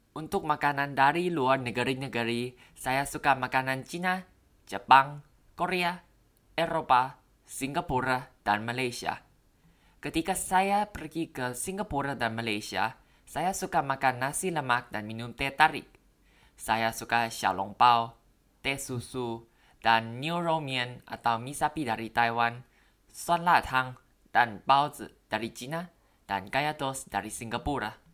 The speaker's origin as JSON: {"language": "Indonesian", "region": "Bangkok", "country": "Thailand", "tie": "born or raised there", "second_language": "Indonesian", "said": "Saya orang Thai. Saya berasal dari Bangkok, Thailand. Saya lulus dari sekolah kedokteran baru-baru ini. Saya tinggal di Bangkok seumur hidup saya."}